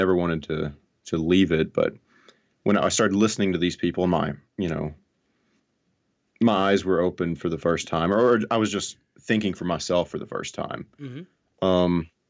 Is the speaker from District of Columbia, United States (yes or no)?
no; Alabama, United States; So I grew up in North Alabama in a very fundamental conservative family.